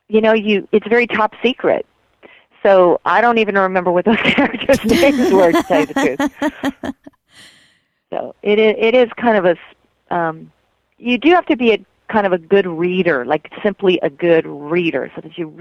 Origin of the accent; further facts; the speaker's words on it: Colorado, United States; moved away as an adult; also born or lived in Fruita, Colorado / New York City; now in Los Angeles, United States; I actually grew up in a little town in Colorado, and then I lived in Fruita, Colorado, and then I moved to New York City for many years, and then I moved to Los Angeles